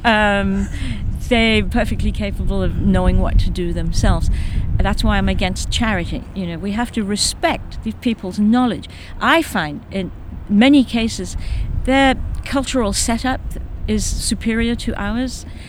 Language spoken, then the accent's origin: English; Kenya; moved away as an adult; now in United States; I was born in Kenya, so I think of myself as a Kenyan or a white African, we call ourselves